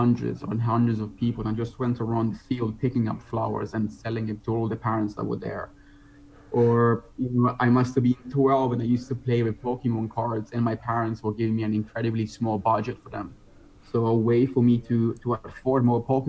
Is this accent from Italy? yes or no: yes; Italy; moved away as an adult; also born or lived in United Kingdom / Netherlands; now in Bali, Indonesia; I was born and raised in Italy